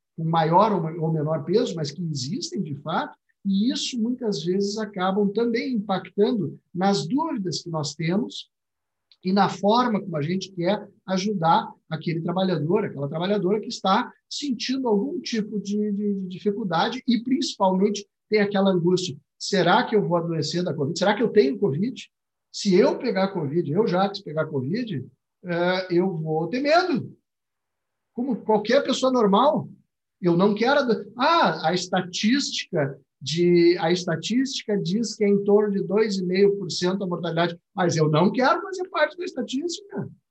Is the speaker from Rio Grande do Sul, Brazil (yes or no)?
yes; Rio Grande do Sul, Brazil; accent: gaúcho; dá para notar pelo meu sotaque que eu sou gaúcho